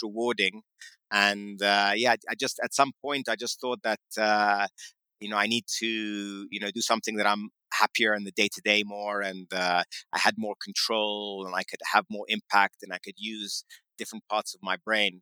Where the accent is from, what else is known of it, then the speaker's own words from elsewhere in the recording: London, United Kingdom; moved away; also born or lived in New York City; I grew up in uh, in London, in central London